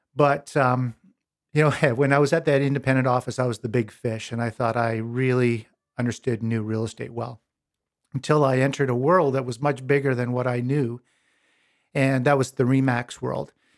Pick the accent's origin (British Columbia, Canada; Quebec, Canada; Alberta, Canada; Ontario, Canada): Alberta, Canada; Pincher Creek; Born and raised in Pincher Creek, Alberta, on a farm, on a grain farm and cattle farm